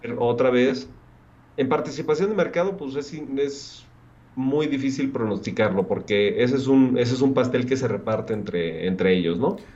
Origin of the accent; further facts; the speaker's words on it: Mexico City, Mexico; nosotros que somos de la alcaldía este, Benito Juárez